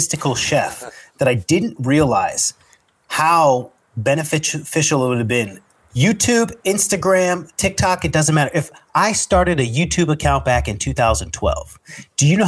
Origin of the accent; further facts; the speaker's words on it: California, United States; also born or lived in North Hollywood, Los Angeles; Me being a Californian